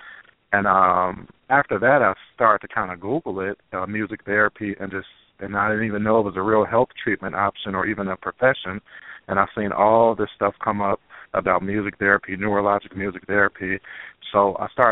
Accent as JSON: {"language": "English", "region": "Illinois", "country": "United States", "tie": "born or raised there", "said": "Illinois, my home state"}